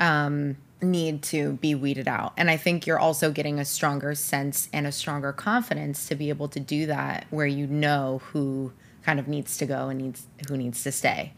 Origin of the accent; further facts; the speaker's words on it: Rochester, New York, United States; moved away as an adult; I grew up in Rochester, New York